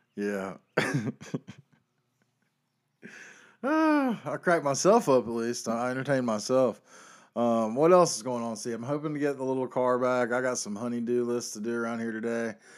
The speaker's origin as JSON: {"language": "English", "region": "the South", "country": "United States", "tie": "born or raised there", "said": "I grew up in South"}